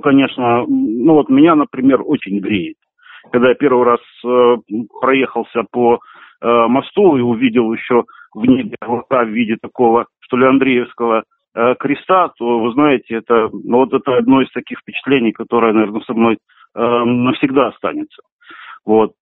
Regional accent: Kerch, Crimea, Ukraine; я вырос в Керчи

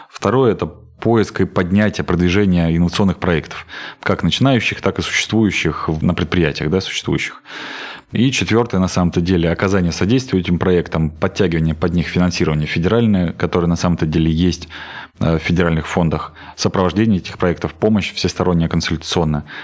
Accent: Voronezh, Voronezh Oblast, Russia; Я Воронежскую область люблю, я коренной воронежец, я готов и хочу э, работать здесь

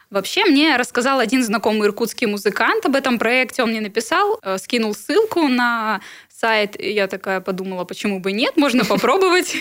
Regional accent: Irkutsk, Irkutsk Oblast, Russia; Да, я иркутянка. С детства здесь живу, и ну, этот город мне родной

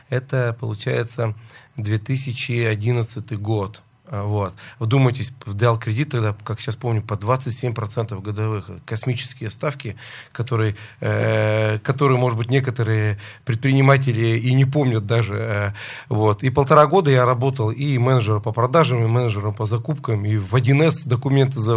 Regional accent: Lysva, Perm Krai, Russia; now in Moscow, Russia; Да, я э, родился в Лысьве. До института жил и учился в городе Лысьве и обратно вернулся в Лысьву развивать свой собственный бизнес.

